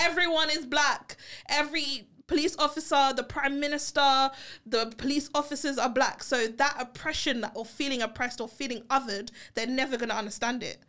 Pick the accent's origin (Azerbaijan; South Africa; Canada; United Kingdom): United Kingdom; also born or lived in Barbados; I'm British, my family's from Barbados.